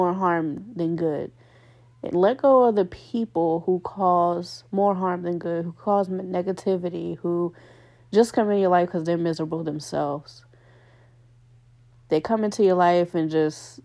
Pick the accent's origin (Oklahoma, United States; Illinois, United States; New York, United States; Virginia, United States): Virginia, United States; Richmond; moved away as an adult; also born or lived in Connecticut; I'm from Virginia, Richmond, Virginia